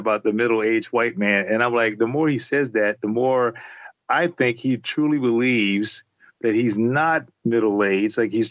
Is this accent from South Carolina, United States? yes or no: yes; Charleston, South Carolina, United States; I grew up in Charleston, South Carolina